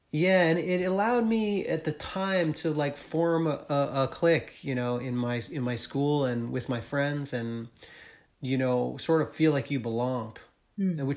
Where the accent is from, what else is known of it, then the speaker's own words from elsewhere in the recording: New England, United States; growing up in New England, like there wasn't much of a punk scene uh, where I where I lived.